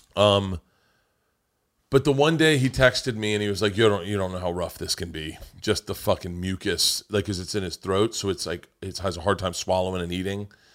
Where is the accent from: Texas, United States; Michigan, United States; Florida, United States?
Florida, United States; growing up in Florida